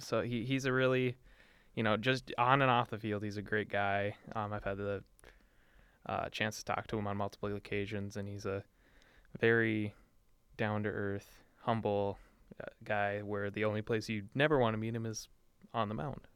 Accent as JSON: {"language": "English", "town": "Duluth", "region": "Minnesota", "country": "United States", "said": "I am from Duluth and I am guilty of being a Duluth homer"}